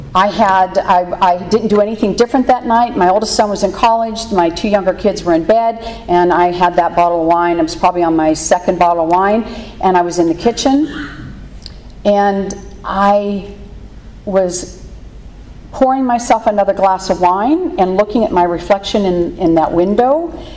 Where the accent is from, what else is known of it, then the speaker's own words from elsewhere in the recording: Pittsburgh, Pennsylvania, United States; I grew up in Pittsburgh, Pennsylvania